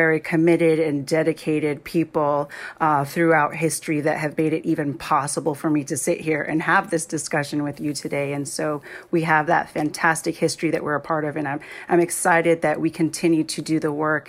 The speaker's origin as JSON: {"language": "English", "country": "Jamaica", "moved": "yes", "said": "I'm originally from Jamaica"}